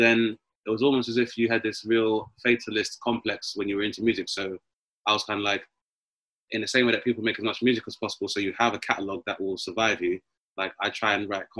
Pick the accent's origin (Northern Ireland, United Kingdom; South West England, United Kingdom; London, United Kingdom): London, United Kingdom; I grew up in Southeast London